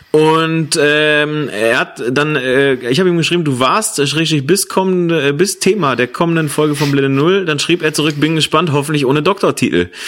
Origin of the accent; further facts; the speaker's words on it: Bochum, North Rhine-Westphalia, Germany; Ja, weil ich sag mal so, vielleicht in Bochum. Ja, in meiner Heimatstadt.